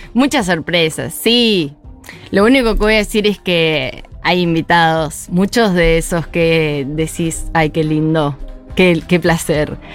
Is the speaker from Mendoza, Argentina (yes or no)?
yes; Mendoza, Argentina; now in Buenos Aires, Argentina; soy de Mendoza